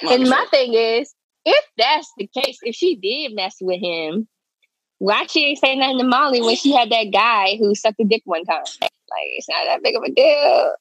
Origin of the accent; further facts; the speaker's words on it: Philadelphia, Pennsylvania, United States; Nigga, I'm from Philly.